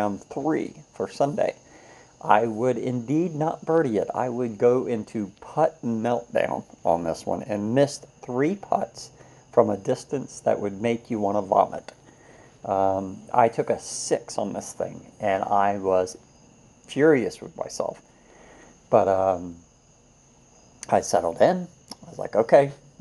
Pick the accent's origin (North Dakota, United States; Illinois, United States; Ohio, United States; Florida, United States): Florida, United States; I'm from Florida